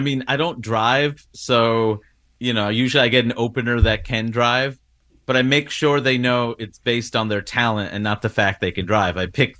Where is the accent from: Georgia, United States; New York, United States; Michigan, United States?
New York, United States; New York City; I grew up in Queens, New York